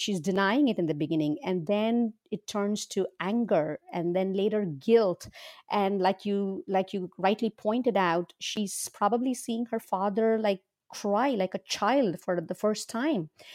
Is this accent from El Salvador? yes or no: no; India; now in Berkeley, United States; I was born and raised in India, and I currently live with my husband and two kids in Berkeley, California.